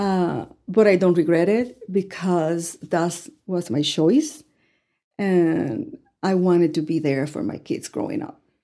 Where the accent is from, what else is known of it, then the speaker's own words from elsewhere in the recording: Ponce, Puerto Rico; English is a second language; moved away as an adult; also born or lived in Cuba; now in Amarillo, United States; I was raised in Ponce